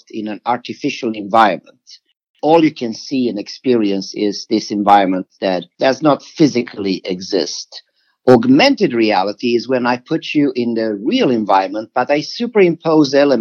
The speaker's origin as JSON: {"language": "English", "country": "Sweden", "moved": "yes", "said": "I'm originally from Sweden"}